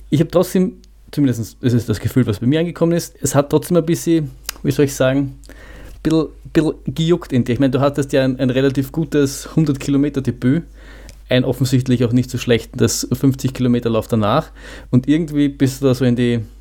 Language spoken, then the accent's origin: German; Vienna, Austria; als Wiener